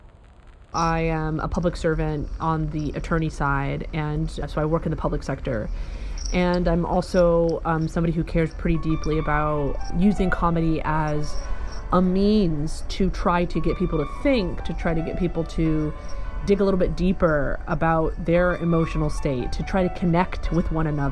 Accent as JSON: {"language": "English", "region": "the South", "country": "United States", "tie": "born or raised there", "also_born_or_lived": "Kentucky / Alabama", "said": "I grew up in the South"}